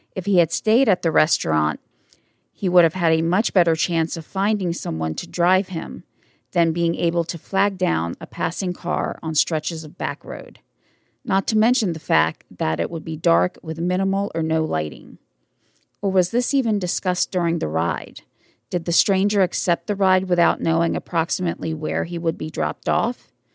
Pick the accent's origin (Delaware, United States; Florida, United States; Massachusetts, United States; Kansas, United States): Delaware, United States; also born or lived in New York / Wilmington, Delaware; I was literally the only Delawarean there.